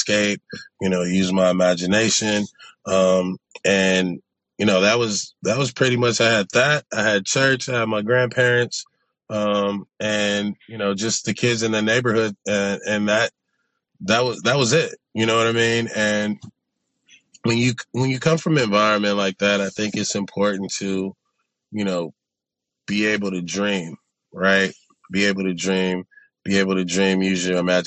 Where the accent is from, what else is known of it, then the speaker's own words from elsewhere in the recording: Los Angeles, California, United States; I come from South Central Los Angeles, and then I went to a private school in Santa Monica